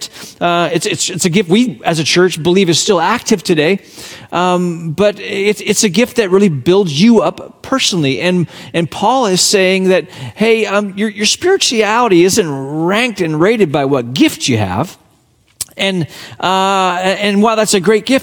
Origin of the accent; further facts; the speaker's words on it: Hong Kong; moved away; my hometown on the front, Hong Kong, where I was born and raised